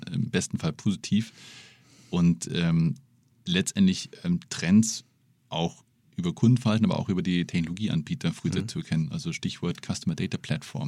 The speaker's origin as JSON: {"language": "German", "town": "Munich", "region": "Bavaria", "country": "Germany", "said": "als Münchner"}